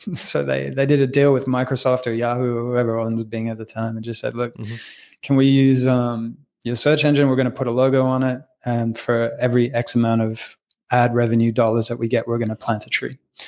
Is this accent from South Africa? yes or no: no; Australia; also born or lived in Canada; I was born in Canada to French-Italian parents, raised in Australia